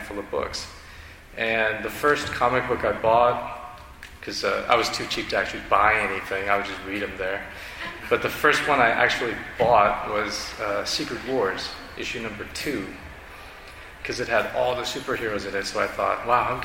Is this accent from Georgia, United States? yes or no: no; Northern Virginia, United States; I grew up in Northern Virginia